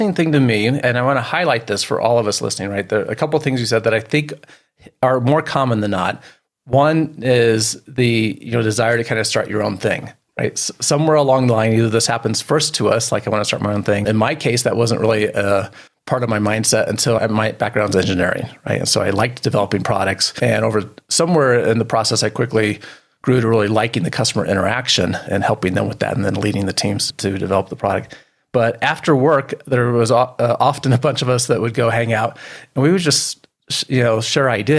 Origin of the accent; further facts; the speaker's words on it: Midwest, United States; now in Colorado, United States; I've been in Colorado a long time, but home was Midwest when I grew up.